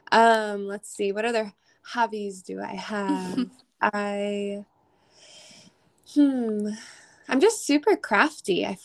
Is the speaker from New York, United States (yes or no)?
yes; New York, United States; also born or lived in Maryland; now in Nashville, United States; I'm an alternative rock pop artist based out of Nashville. I'm originally from New York.